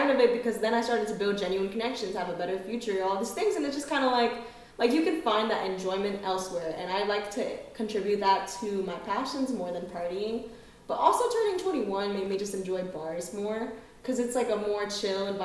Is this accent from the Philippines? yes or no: yes; Philippines; now in United States; I've heard of FSA because I am Filipino, and it was a big deal at UNT.